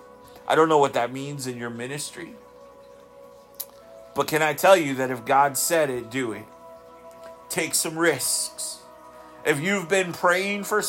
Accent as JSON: {"language": "English", "region": "Southeast Alaska", "country": "United States", "tie": "born or raised there", "said": "I grew up in Southeast Alaska. I grew up fishing"}